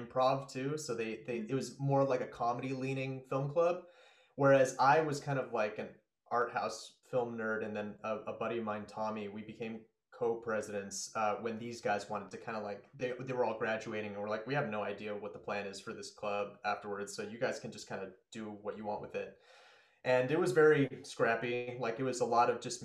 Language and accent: English; Spokane, Washington, United States; also born or lived in New York; I grew up in Spokane